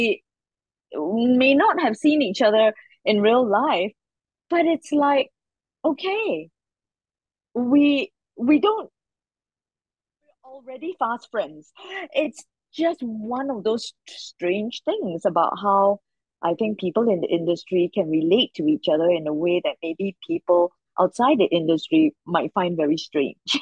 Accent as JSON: {"language": "English", "country": "Singapore", "said": "Because I come from Singapore and it's a tiny little country"}